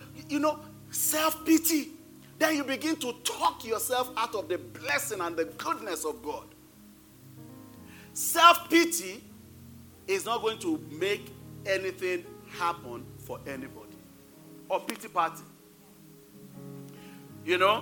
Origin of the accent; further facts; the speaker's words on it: Nigeria; moved away as an adult; now in United States; I came to the United States November 8th. We left Nigeria November 7th.